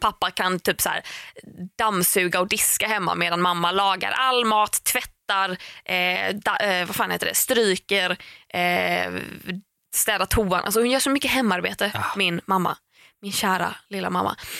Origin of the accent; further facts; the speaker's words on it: Tahult, Västra Götaland, Sweden; vi hemma i Tahult där jag är uppvuxen